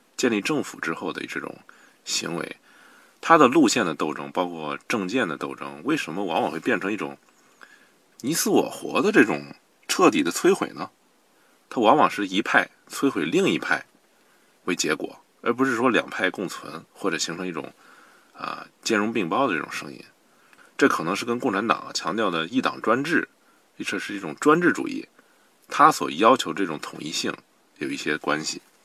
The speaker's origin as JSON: {"language": "Chinese", "country": "China", "said": "我们中国人"}